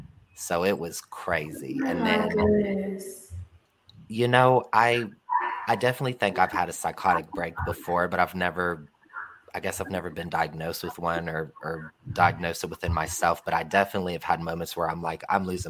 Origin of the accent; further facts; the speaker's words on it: Ohio, United States; moved away as an adult; also born or lived in California; I went all the way to California, and I'm from Ohio